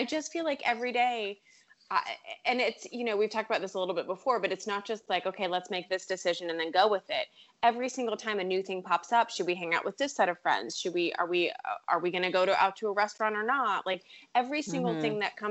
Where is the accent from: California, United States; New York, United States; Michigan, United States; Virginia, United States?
Virginia, United States; Richmond; Hey, that's my hometown.